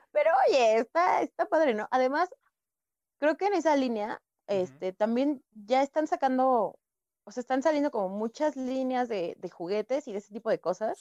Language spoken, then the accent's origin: Spanish; Coacalco, State of Mexico, Mexico; yo soy del Estado de México